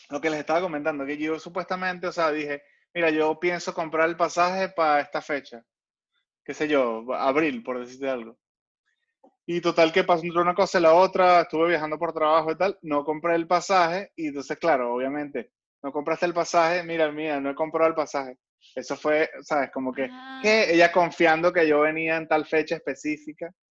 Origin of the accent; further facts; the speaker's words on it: Caracas, Capital District, Venezuela; moved away; yo soy muy, muy venezolano, muy caraqueño.